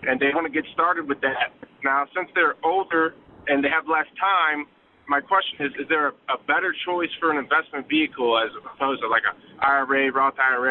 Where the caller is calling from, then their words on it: Alaska, United States; I'm calling in from Alaska.